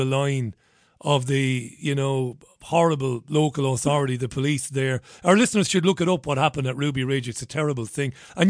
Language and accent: English; Ireland; accent: thick Irish; my thick Irish accent.